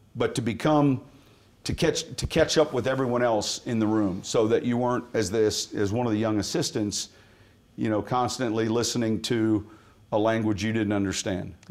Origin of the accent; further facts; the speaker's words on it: Chicago, Illinois, United States; also born or lived in San Mateo, California / Pennsylvania; I'm from Chicago